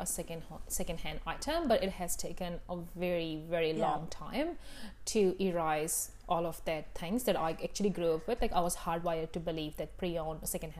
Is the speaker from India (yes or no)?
yes; India; moved away as an adult; now in New Zealand; I grew up in India, right?